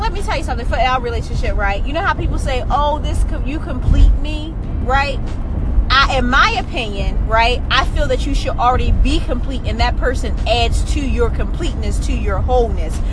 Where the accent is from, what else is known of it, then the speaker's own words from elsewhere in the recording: Baltimore, Maryland, United States; I'm from Baltimore